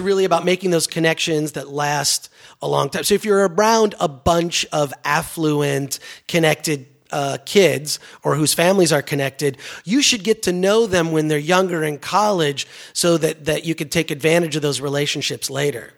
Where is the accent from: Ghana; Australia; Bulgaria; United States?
United States; Detroit, Michigan; growing up in Detroit